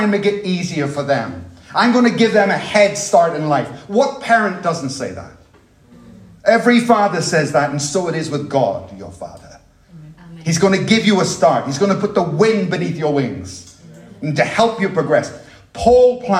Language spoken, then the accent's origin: English; Dublin, Leinster, Ireland; moved away; I grew up in Ireland. The Dublin that I knew as a child